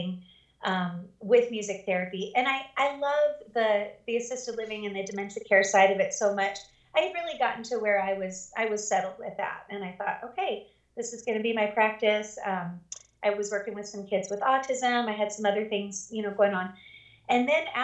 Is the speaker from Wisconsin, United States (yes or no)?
no; near Charlotte, North Carolina, United States; moved away as an adult; now in Montana, United States; I wanted to stay kind of around my hometown, which at the time was near Charlotte, North Carolina